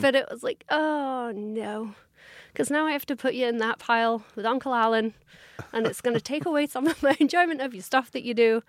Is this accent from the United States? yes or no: no; United Kingdom; as a British fan